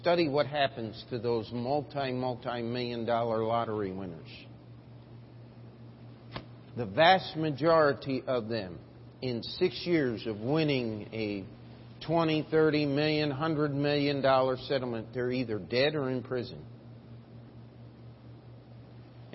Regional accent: Baltimore, Maryland, United States; moved away; also born or lived in Springfield, Missouri; I was born in Baltimore, Maryland, East Coast

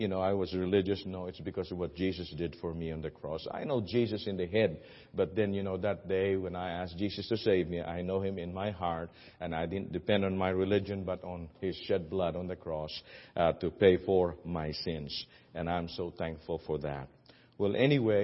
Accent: Philippines; moved away as an adult; now in United States; I'm an American citizen now, but you can't remove the love somehow about your country because that's where I was raised and born

